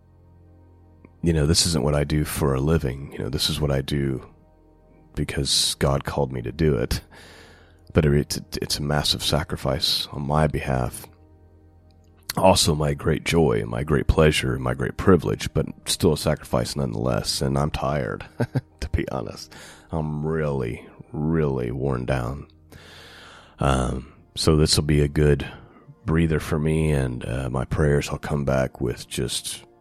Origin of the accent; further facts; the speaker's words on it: United States; Those of us who are 40 years old, right, or 50 years old or 60, we grew up in the United States